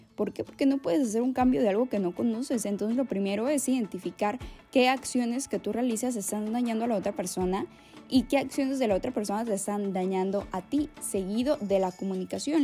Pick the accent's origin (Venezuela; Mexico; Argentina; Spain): Mexico; orgullosamente mexicana